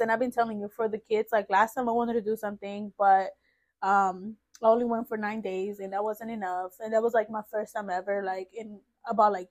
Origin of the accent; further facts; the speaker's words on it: El Salvador; No, I'm from El Salvador